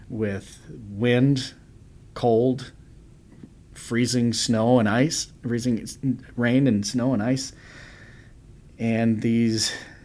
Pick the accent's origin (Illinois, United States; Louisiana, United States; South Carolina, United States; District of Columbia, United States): Illinois, United States; Chicago; being a Chicagoan that we are